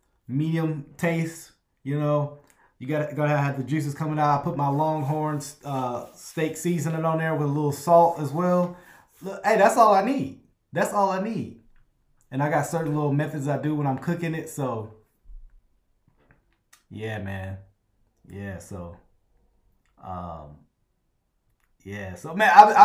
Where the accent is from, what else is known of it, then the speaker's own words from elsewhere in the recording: Louisiana, United States; I'm from Louisiana